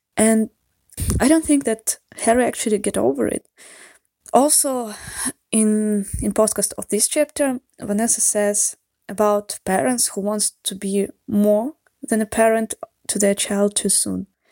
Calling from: Saint Petersburg, Russia; English is a second language; I'm calling you from Saint Petersburg, Russia. Uh, sorry for my accent or mistakes in grammar and vocabulary. English is not my mother tongue.

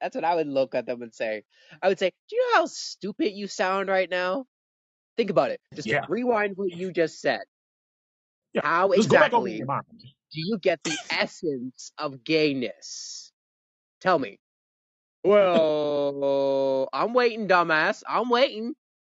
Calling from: Canada; I'm talking from Canada.

